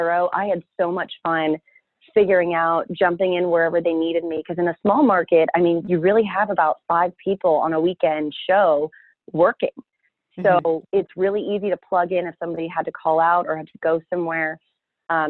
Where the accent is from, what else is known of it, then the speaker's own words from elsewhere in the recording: an hour from Bakersfield, California, United States; moved away as an adult; I got a job offer over in Bakersfield, which was just an hour away from my hometown